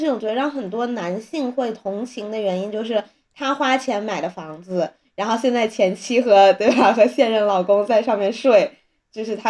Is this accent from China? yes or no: yes; Beijing, China; 身为北京人的我